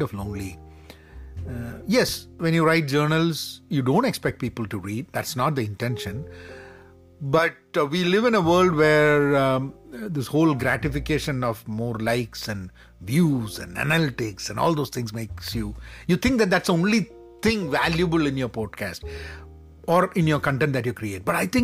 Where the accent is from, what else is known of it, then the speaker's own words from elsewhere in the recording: Kerala, India; my home state, my beloved Kerala